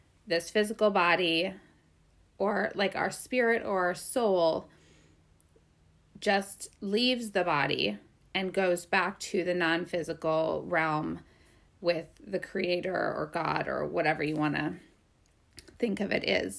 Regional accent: Minnesota and Wisconsin, Midwest, United States; moved away; also born or lived in Great Falls, Montana; I spent most of my life in Minnesota and Wisconsin

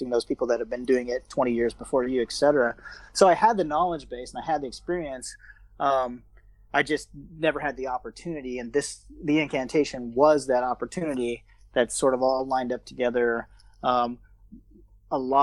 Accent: Georgia, United States; moved away as an adult; now in Bangkok, Thailand; I grew up in Georgia, the state of Georgia, not the Georgia in Russia

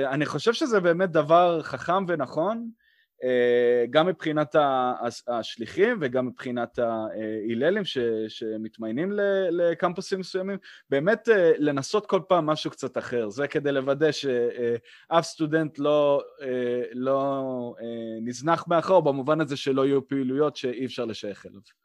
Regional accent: Israel; also born or lived in Blacksburg, Virginia, United States; בתור ישראלי שנמצא בארגון אמריקאי

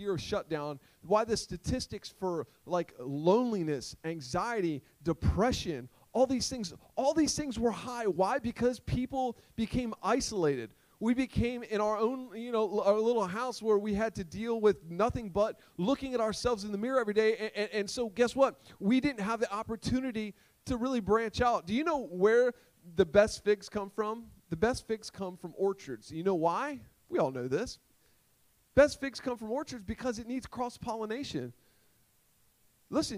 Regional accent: Sussex County, Delaware, United States; I'm from Sussex County

